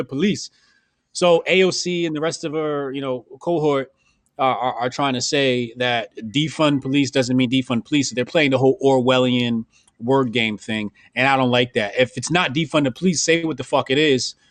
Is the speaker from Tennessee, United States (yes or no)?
no; Newark, New Jersey, United States; I'm from Jersey, and I'm from Newark